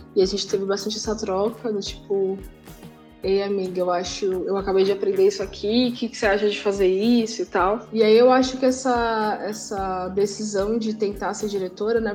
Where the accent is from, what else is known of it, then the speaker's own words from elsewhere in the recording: São Paulo, Brazil; eu sou de São Paulo, eu sou uma pessoa da periferia